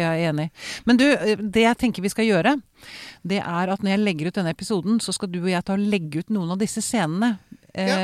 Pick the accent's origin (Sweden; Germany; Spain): Sweden; now in Norway; jeg vokste jo opp i Sverige